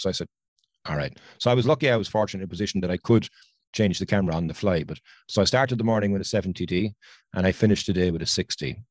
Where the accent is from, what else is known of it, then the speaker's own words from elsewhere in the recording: Ireland; I'm from Ireland.